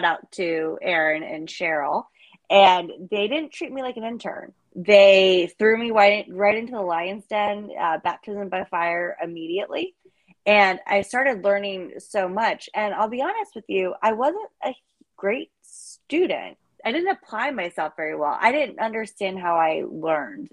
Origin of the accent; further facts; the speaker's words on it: Northern Virginia, United States; I grew up in Northern Virginia